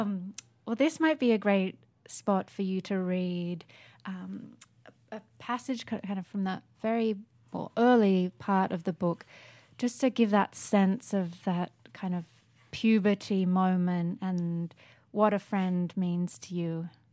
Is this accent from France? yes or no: no; Sydney, New South Wales, Australia; moved away; I grew up in Sydney